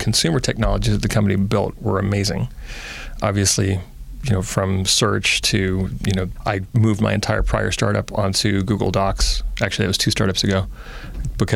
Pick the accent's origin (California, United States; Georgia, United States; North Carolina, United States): California, United States; Oakland; also born or lived in Berkeley; I was born in Berkeley and raised in Oakland